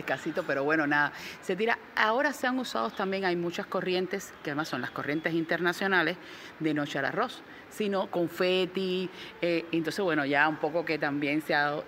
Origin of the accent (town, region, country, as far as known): Cuba